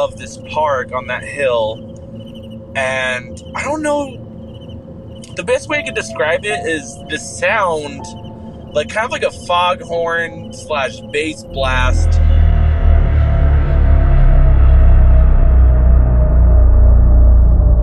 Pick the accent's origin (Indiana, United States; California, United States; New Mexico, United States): New Mexico, United States; I grew up in New Mexico. I still live here.